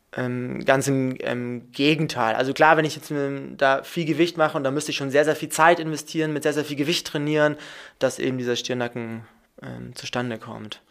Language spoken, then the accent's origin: German; Munich, Bavaria, Germany; moved away as an adult; now in Hamburg, Germany; ich komme aus Bayern, ich komme aus München, bin ich geboren, habe da studiert